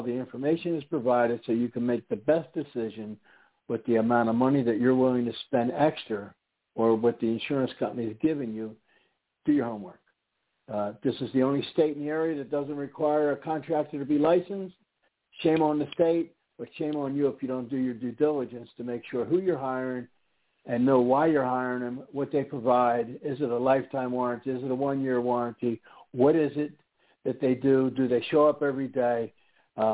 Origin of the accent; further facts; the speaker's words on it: East Coast, United States; now in Houston, United States; I don't know. I'm from the East Coast.